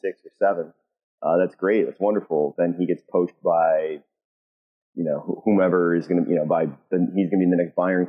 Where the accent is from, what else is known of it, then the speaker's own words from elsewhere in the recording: United States; being American